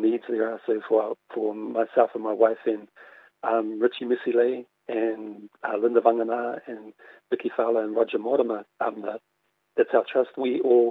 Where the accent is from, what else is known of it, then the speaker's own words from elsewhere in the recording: Auckland, New Zealand; I grew up in Mangere in South Auckland